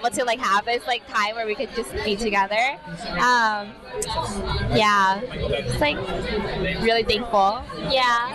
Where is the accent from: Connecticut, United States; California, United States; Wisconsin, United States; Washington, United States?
California, United States; Los Angeles; now in Philadelphia, United States; I am from Los Angeles, California.